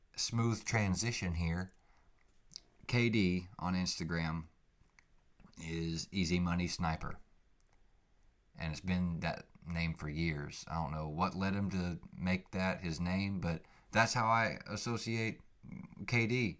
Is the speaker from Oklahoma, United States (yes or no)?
yes; Oklahoma, United States; I grew up in Oklahoma.